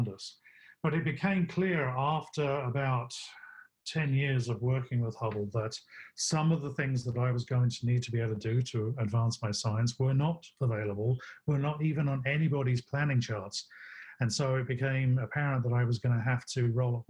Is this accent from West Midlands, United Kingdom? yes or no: no; London, United Kingdom; moved away as an adult; also born or lived in Birmingham; now in United States; I grew up in Southeast London